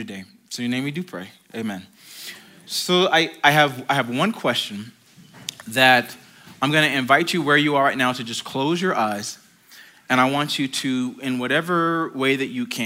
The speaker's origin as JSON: {"language": "English", "country": "United States", "moved": "yes", "said": "I feel like I'm more Manitouan than I am American at this point"}